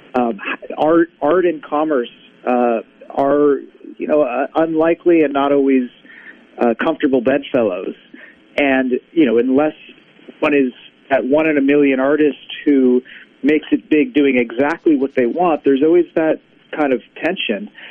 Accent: West Coast, United States; now in Brooklyn, United States; I'm originally from the West Coast, but I've been out here for uh, for quite a while, uh, last 20 years or so.

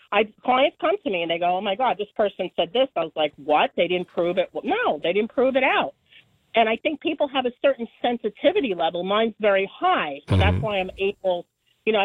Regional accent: New York City, New York, United States; now in New Brunswick, United States; born and raised in Brooklyn

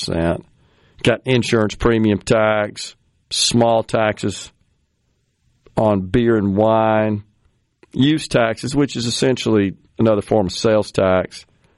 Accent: Mississippi, United States; this is my home state

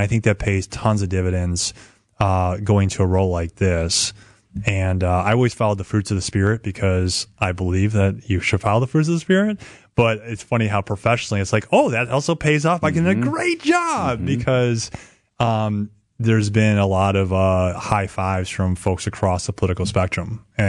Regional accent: Chicago, Illinois, United States; moved away as an adult; also born or lived in Sheboygan, Wisconsin; now in Milwaukee, United States; I grew up in Chicago. And after I grew up in Chicago, I played basketball, went to Lakeland University in Sheboygan, graduated, moved to Milwaukee

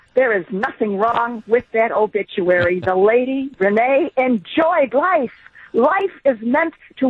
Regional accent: Chicago suburbs, Illinois, United States; moved away; I had a good life growing up in the Chicago suburbs.

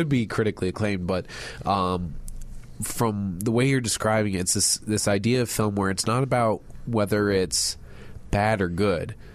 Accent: Chicago, Illinois, United States; Portage Park Portage area, Park. yeah, Chicago, Illinois, my entire life. So growing up in Chicago.

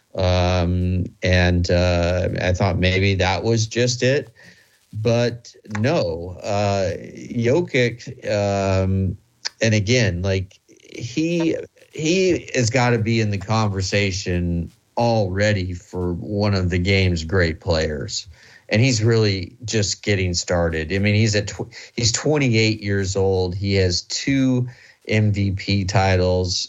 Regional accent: Midwest, United States; I'm from the Midwest

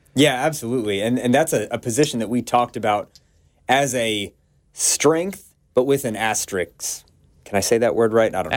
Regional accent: Atlanta, Georgia, United States; moved away; work in my hometown of Atlanta and be close to my family

